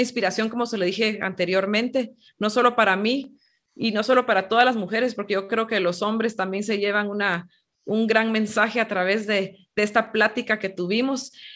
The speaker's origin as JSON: {"language": "Spanish", "country": "Guatemala", "tie": "born or raised there", "said": "aquí en Guatemala, cuando yo era jovencita"}